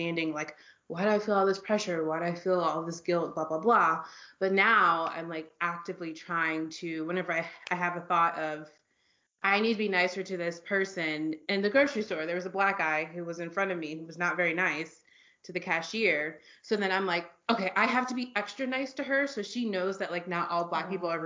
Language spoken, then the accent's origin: English; Virginia, United States; also born or lived in London / New York; now in Berlin, Germany; I'm from Virginia